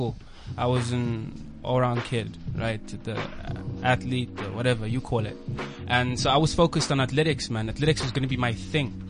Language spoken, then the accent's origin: English; Botswana; moved away; also born or lived in China; we were living in Bots at the time because I grew up in Botswana